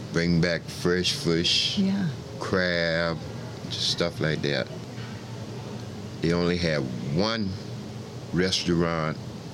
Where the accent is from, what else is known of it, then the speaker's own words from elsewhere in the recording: Charleston, South Carolina, United States; I was born in Charleston, South Carolina in 1946. And I grew up downtown in what they call now, they used to call it the Borough, right where the Gilliard Auditorium is.